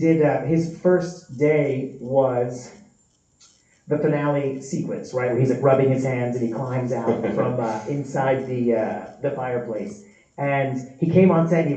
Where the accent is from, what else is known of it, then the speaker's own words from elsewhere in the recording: New York City, New York, United States; moved away as an adult; I actually went to high school with the producers of Terrifier. Yeah, we're all from Staten Island, New York, repping the main streets of Shaolin